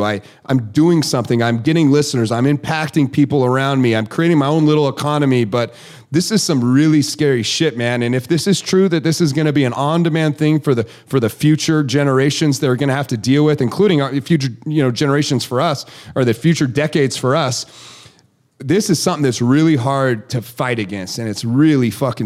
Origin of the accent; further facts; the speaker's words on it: Nevada, United States; moved away as an adult; also born or lived in Idaho; now in Hayden Lake, Idaho, United States; I grew up in Nevada